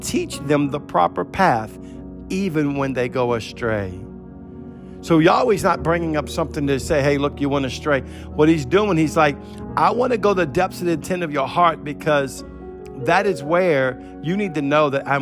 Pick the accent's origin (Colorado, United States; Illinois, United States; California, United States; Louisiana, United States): Louisiana, United States; New Orleans; I'm from New Orleans. It's a party city. We used to party every weekend